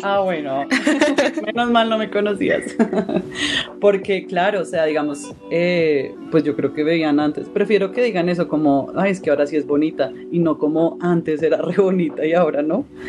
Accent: Bogotá, Colombia; yo soy de Bogotá, Colombia

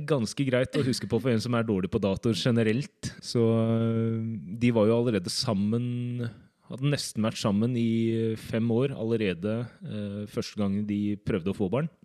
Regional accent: Drammen, Buskerud, Norway; also born or lived in Seoul, South Korea; så er jeg fra Drammen.

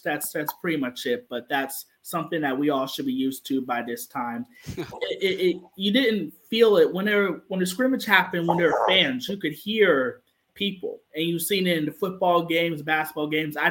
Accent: Pittsburgh, Pennsylvania, United States; I was born and raised in Pittsburgh

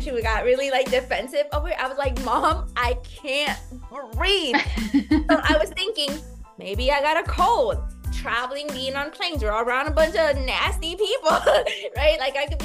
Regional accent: United States; I'm an American.

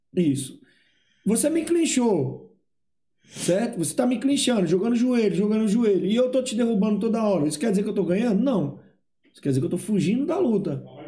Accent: Ceará, Brazil; moved away; eu sou do Ceará

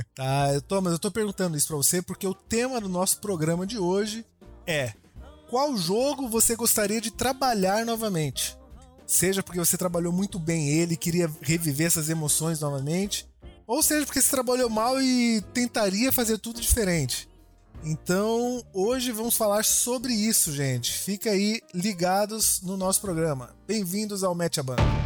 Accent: Cuiabá, Mato Grosso, Brazil; eu tô aqui representando o Centro-Oeste, sou de Cuiabá, Mato Grosso

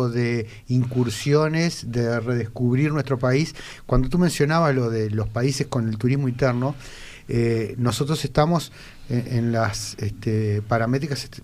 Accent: Uruguay

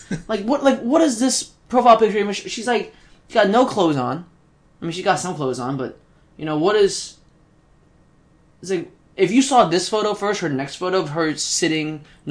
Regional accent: Brazil; English is a second language; now in West Chester, United States; I'm from Brazil, but I'm living in Westchester, Pennsylvania.

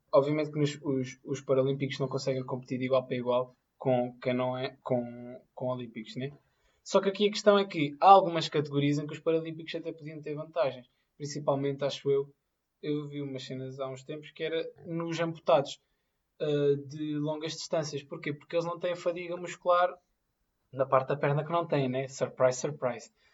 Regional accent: Madorna, Lisbon, Portugal; eu sou da Madorna

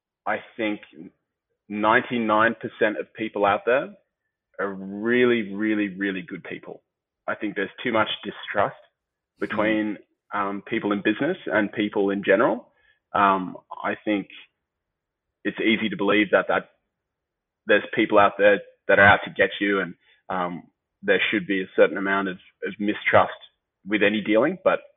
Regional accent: Sydney, New South Wales, Australia; Sydney, man. I was a Sydney boy.

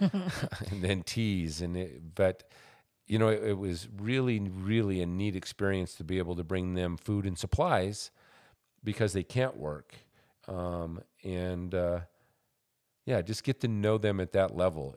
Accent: Montana, United States; moved away; All my growing up years were spent in Montana.

